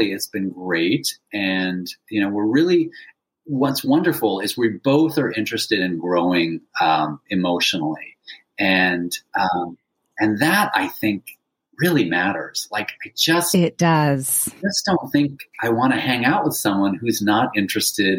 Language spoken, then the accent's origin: English; San Francisco, California, United States; growing up in San Francisco